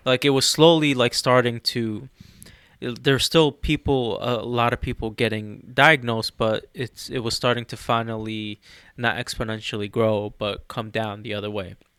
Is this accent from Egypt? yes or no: yes; Egypt; moved away; I'm from Egypt.